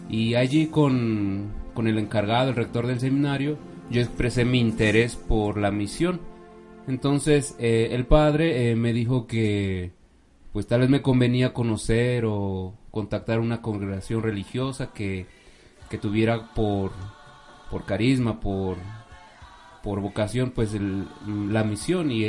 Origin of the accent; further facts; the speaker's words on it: Mexico City, Mexico; born there; Yo nací en la Ciudad de México ahora cuento con 33 años